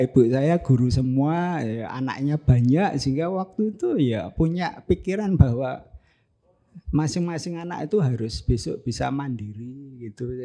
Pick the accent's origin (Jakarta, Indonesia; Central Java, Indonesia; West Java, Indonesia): Central Java, Indonesia; Ungaran; born there; saya lahir di Ungaran tapi leluhur saya dari ibu itu dari Imbluro